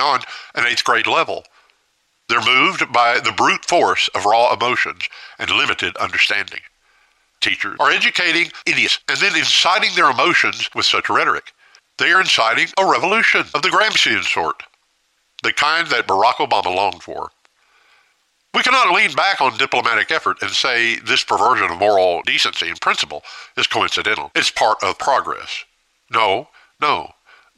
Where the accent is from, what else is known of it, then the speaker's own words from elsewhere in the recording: United States; as an American